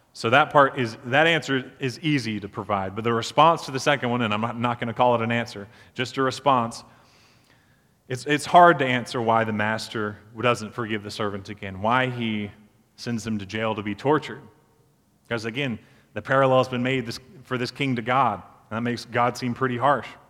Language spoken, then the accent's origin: English; Beaufort, South Carolina, United States; So I grew up in Beaufort, South Carolina, and one of the landmarks of our town is the drawbridge downtown